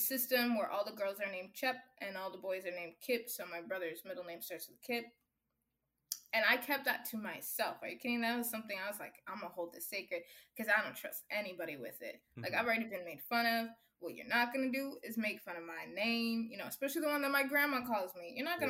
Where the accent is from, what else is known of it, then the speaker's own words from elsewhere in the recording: Kenya; now in United States; I'm proud of where I come from. I'm proud of who I am. Yes, I'm Kenyan American. You know, like some people make me feel bad of like, oh, you're African. I'm like, no, I'm happy to be Kenyan.